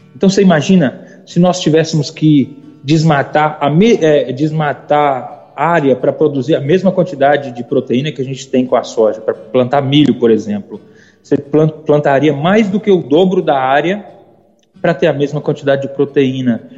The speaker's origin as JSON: {"language": "Portuguese", "town": "Almenara", "region": "Minas Gerais", "country": "Brazil", "also_born_or_lived": "Maranhão", "moved": "as an adult", "said": "eu sou mineiro, de uma cidadezinha chamada Almenara, bem no norte de Minas"}